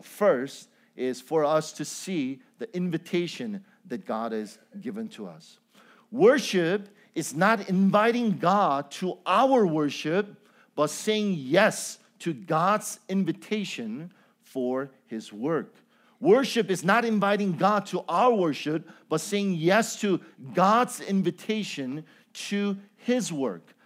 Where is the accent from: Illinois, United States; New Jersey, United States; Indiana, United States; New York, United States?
Illinois, United States; Chicago; also born or lived in Cambodia; I am from Chicago